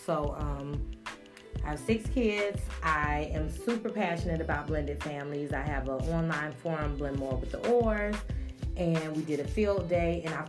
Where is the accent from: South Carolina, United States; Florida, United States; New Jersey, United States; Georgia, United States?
Georgia, United States; Atlanta; moved away as an adult; now in Las Vegas, United States; I'm from Atlanta. I've been in Vegas now 9 years.